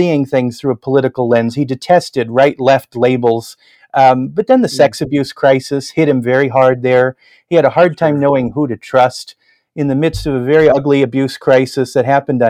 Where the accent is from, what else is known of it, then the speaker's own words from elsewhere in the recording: Northwest Indiana, United States; I grew up in the Northwest Indiana area outside of Chicago